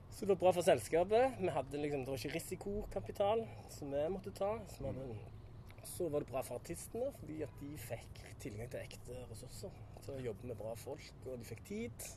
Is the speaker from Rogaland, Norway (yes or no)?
yes; Randaberg, Rogaland, Norway; moved away as an adult; also born or lived in Ålesund; now in New York, United States; Randaberg, det er jo der jeg kommer fra